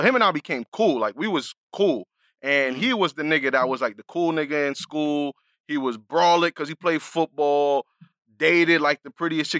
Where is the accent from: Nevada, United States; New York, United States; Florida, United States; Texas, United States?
New York, United States; New York City; moved away; I'm coming from the Bronx